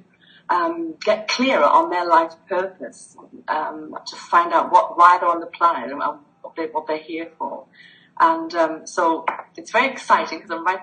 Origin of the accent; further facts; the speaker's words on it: the north of England, United Kingdom; moved away as an adult; also born or lived in Greece; I'm from the north of England, and I was born and brought up here.